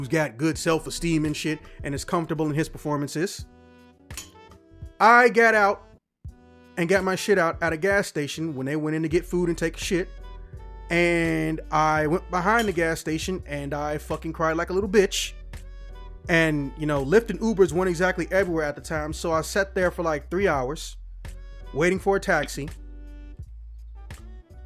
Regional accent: Chicago, Illinois, United States; I'm from Chicago

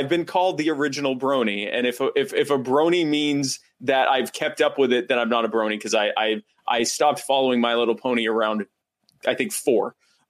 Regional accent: United States; I'm an American libertarian activist and podcaster

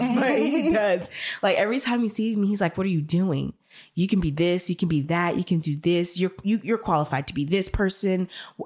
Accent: United States; I was born in America.

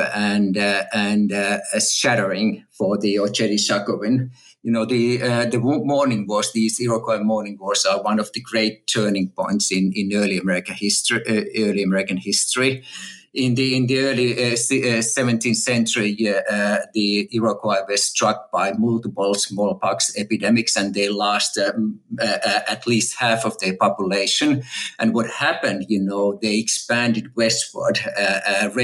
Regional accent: Finland; moved away as an adult; also born or lived in Texas, United States / California, United States; now in Oxford, United Kingdom; I'm a native Finn, and I grew up in Finland

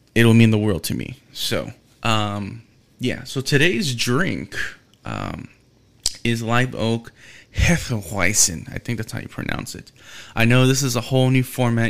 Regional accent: Houston, Texas, United States; I'm from Houston

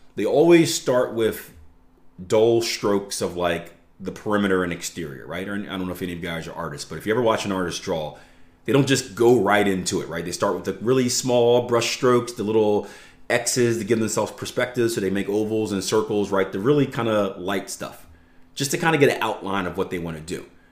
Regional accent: United States; I'm from America

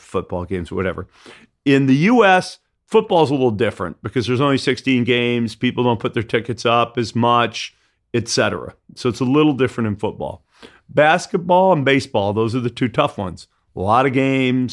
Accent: Detroit, Michigan, United States; moved away; I grew up in Detroit

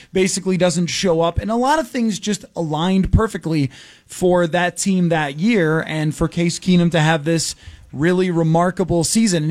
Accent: Buffalo, New York, United States; moved away; I grew up in Buffalo

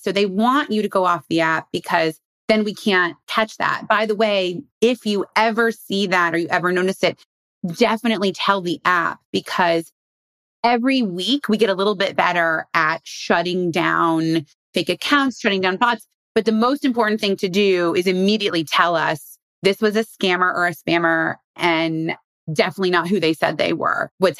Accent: Indiana, United States; I'm from Indiana. A lot of people in Indiana don't like to travel.

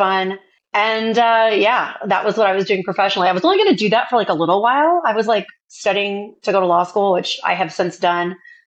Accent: Indiana, United States; moved away as an adult; also born or lived in Chicago, Illinois; So I'm originally from Indiana. I'm a girl from Indiana, and I actually left home very early at 17.

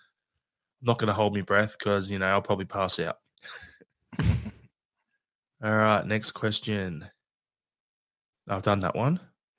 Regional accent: Australia; It's what us Aussies do, right?

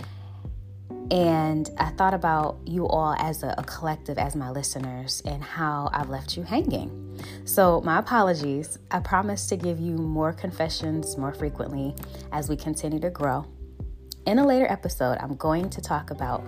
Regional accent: Buffalo, New York, United States; I'm from Buffalo, New York

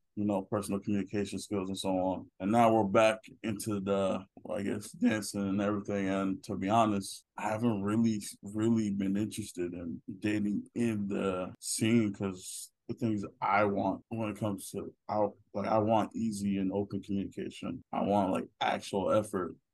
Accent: Nigeria; I'm Nigerian.

